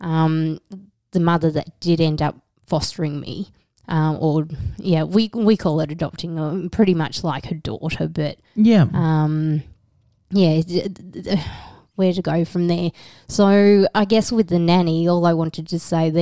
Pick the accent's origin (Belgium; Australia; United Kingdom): Australia; accent: bogan